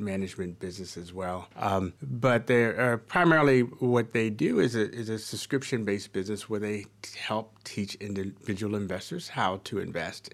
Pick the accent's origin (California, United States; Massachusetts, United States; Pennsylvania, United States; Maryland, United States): Maryland, United States; Baltimore; I'm from Baltimore. I was born and, and, and raised at and very much multi-generational Baltimorean and, uh, Marylander